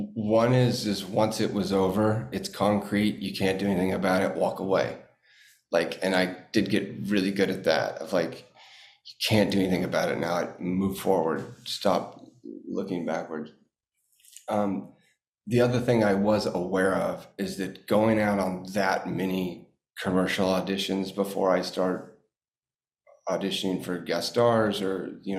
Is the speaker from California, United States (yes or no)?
no; Watertown, Massachusetts, United States; born there; I'm from Boston. You know what I mean? I was born in Watertown.